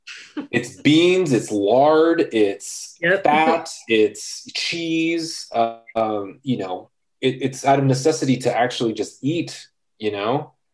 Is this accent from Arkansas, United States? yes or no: no; Los Angeles, California, United States; growing up in East Los Angeles